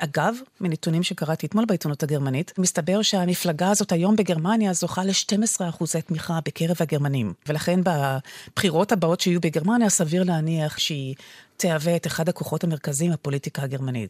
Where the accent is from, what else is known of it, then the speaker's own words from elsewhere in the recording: Israel; לנו כישראלים